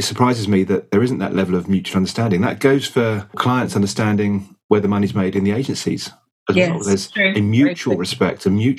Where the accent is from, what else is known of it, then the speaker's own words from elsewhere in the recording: United Kingdom; maybe we're very British, it's a very difficult thing for people to talk about.